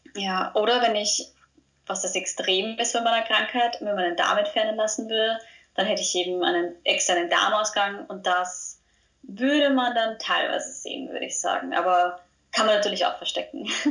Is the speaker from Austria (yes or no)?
yes; Austria; ich bin aus Österreich, wie man unschwer hören kann